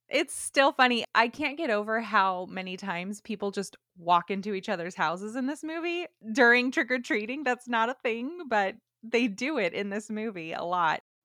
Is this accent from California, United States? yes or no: yes; California, United States; I was from California.